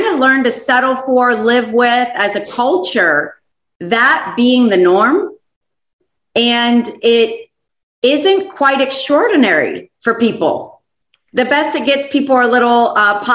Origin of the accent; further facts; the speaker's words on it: Florida, United States; moved away; I'm from Florida originally.